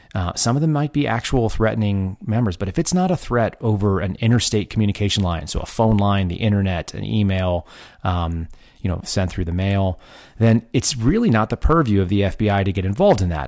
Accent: Texas, United States; moved away; also born or lived in Oklahoma / California / Washington, D.C.; I grew up in Texas.

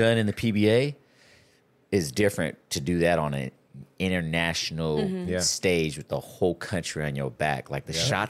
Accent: Philippines; what those guys are doing on the court that are, you know, we're all Filipino.

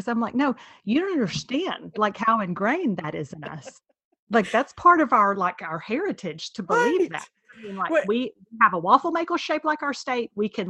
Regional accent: Texas, United States; as a Texan

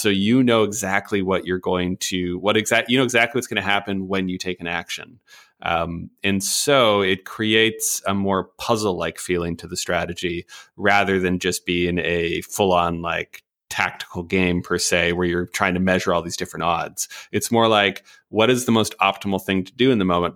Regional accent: Canada; as a Canadian

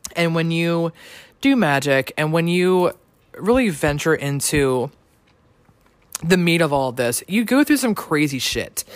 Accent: Maryland, United States; from Maryland like myself

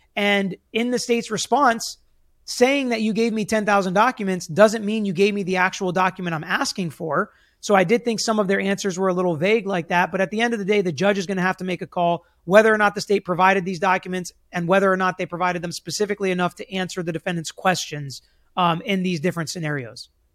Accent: Florida, United States; here in my home state where so much crazy stuff happens.

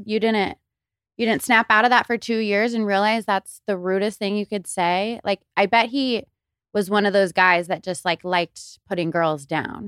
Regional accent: Tulsa, Oklahoma, United States; moved away as an adult; now in Los Angeles, United States; I have been in L A for nine years, I'm from Tulsa, Oklahoma

